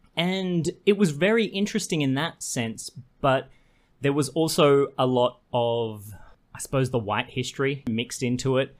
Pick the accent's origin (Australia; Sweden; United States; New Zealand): Australia; Queensland; moved away; I grew up in Queensland for my, uh, young formative years